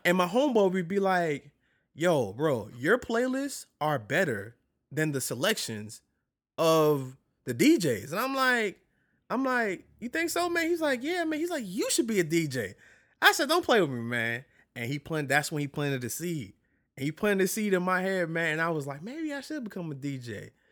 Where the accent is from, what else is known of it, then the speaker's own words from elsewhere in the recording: New York City, New York, United States; moved away as an adult; also born or lived in Barksdale, Louisiana; now in Louisiana, United States; I'm originally from New York